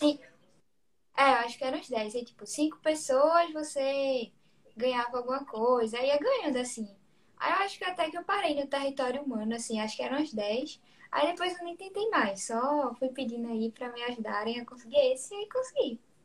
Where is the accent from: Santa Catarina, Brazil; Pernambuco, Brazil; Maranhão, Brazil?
Pernambuco, Brazil; Recife; eu tenho 17 anos, sou de Recife